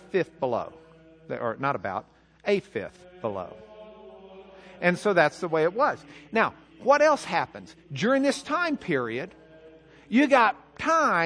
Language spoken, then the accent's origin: English; Lubbock, Texas, United States; I'm from Lubbock